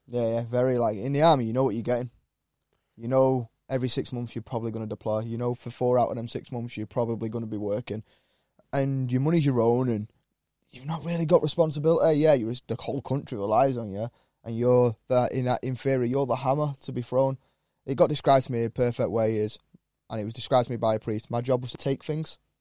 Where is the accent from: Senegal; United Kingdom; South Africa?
United Kingdom; Wiltshire, South West England; now in Cheshire, United Kingdom; a lad growing up in Wiltshire